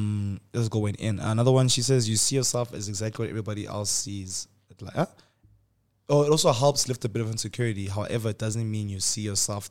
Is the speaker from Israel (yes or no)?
no; Nigeria; I was from Nigeria